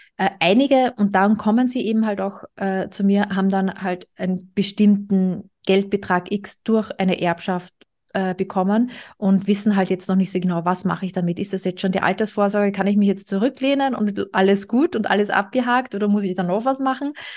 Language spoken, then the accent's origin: German; Austria; moved away; Ich komme ursprünglich aus Österreich